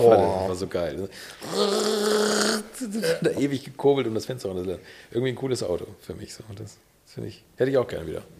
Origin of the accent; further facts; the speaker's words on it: Bad Segeberg, Schleswig-Holstein, Germany; Ich komme aus Bad Segeberg, hier aus der Nähe